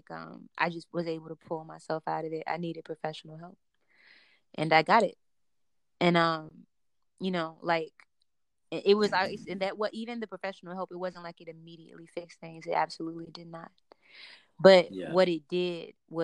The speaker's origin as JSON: {"language": "English", "town": "Chicago", "region": "Illinois", "country": "United States", "tie": "born or raised there", "said": "I grew up between like the suburbs and extreme hoods in Chicago"}